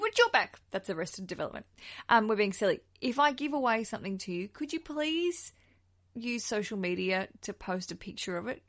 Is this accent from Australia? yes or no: yes; Australia; accent: Aussie; another Aussie accent